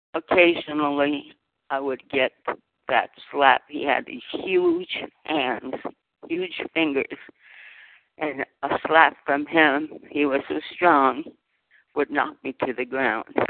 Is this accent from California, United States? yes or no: yes; Fresno, California, United States; now in Southern California, United States; I was born in Fresno, California, of migrant farm worker parents in the fields of the San Joaquin Valley